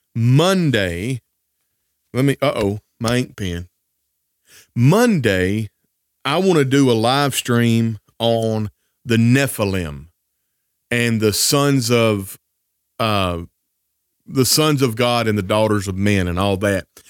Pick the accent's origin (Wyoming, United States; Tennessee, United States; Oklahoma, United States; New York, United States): Tennessee, United States; Northwest; I grew up in the South in Northwest Tennessee